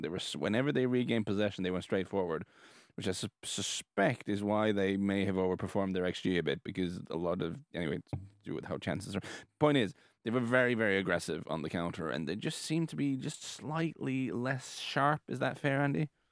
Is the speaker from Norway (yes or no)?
yes; Norway; we're from Norway